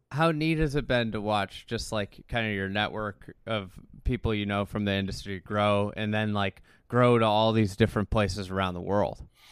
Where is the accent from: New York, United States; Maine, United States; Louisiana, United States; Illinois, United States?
Illinois, United States; Chicago; We're from Chicago